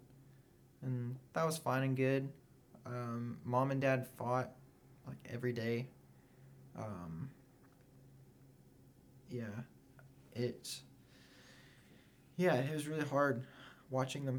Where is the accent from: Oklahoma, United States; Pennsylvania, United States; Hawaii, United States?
Oklahoma, United States; moved away; I'm from Oklahoma